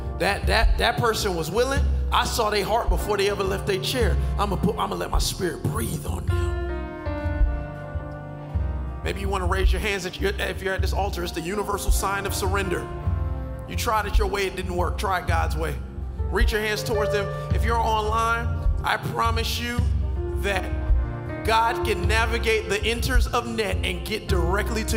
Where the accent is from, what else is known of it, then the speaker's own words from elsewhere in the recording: Miami Gardens, Florida, United States; I'm from Carroll City.